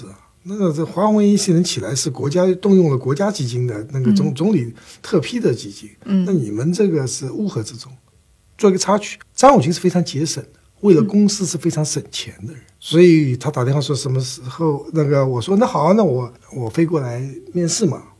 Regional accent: Shanghai, China; accent: Taiwanese; 我生在上海，长在上海，尽管我有台湾口音。

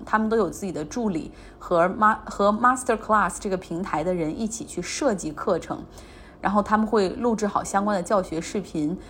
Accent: Northeast China, China; accent: Northeastern; 我们东北话

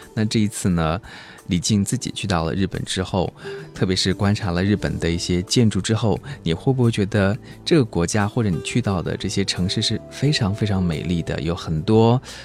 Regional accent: Chongqing, China; 我是来自于重庆的

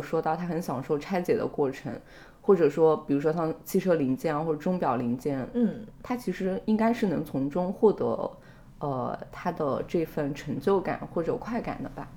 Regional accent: southern China, China; 即便我是一个南方人

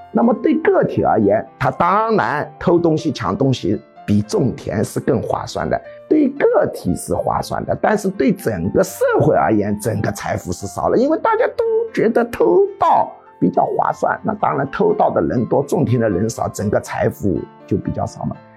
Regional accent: China; 我们中国人

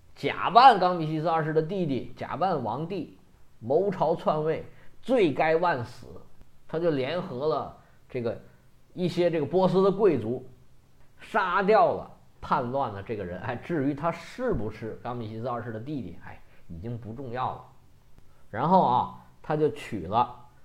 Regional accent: China; 我们中国人

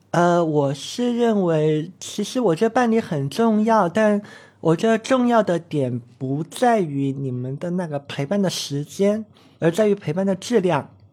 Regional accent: Chongqing, China; moved away as an adult; also born or lived in Beijing; 我小时候是在，在重庆长大的嘛，一直都是念的相对是重点的中学

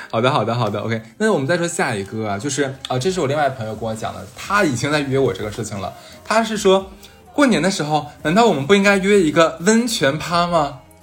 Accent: Sanya, Hainan, China; now in Shanghai, China; 我是今年我回了一趟家嘛， 回了一趟三亚

